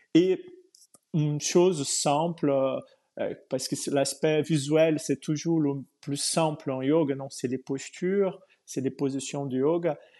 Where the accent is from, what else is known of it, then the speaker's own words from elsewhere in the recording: Brazil; moved away as an adult; also born or lived in Portugal; je suis né au Brésil il y a très très longtemps